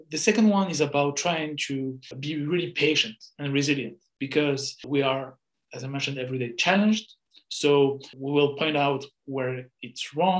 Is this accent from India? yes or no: no; France; English is a second language; Because first I came from France, so I didn't really have experience before with Chinese people.